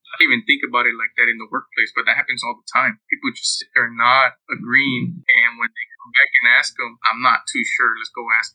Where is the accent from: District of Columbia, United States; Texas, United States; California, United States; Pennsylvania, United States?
Texas, United States; Houston; I'm originally from Houston, Texas. I was born and raised here in Houston.